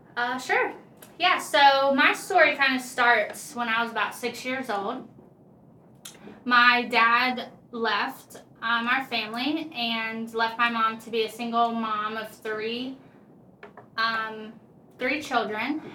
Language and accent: English; Okeechobee, Florida, United States; moved away as an adult; now in North Carolina, United States; I was a born and raised there in a small little country town called Okeechobee